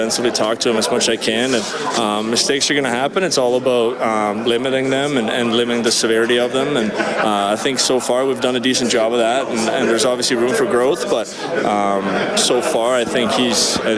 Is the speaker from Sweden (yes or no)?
yes; Sweden; moved away as an adult; also born or lived in Tennessee / Nashville; now in Edmonton, Canada; We're from Sweden